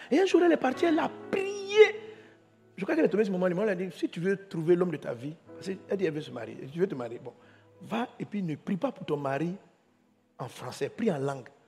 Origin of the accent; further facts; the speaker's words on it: Côte d’Ivoire; Moi, je suis moi, je suis Ivoirien.